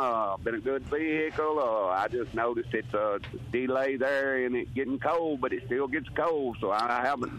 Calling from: Mississippi, United States; Oh, Rhinesy, Mississippi.

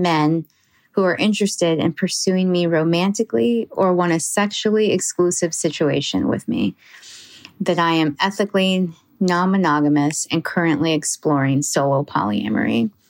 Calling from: Seattle, Washington, United States; I'm … from Seattle and also a Patreon subscriber.

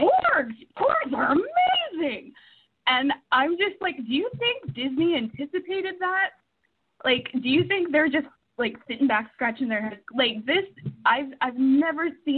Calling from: Edmonton, Alberta, Canada; I'm calling from Edmonton, Canada

